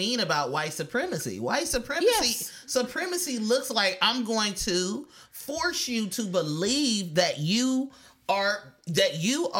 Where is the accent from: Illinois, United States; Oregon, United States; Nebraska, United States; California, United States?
California, United States; Oakland; I'm from East Oakland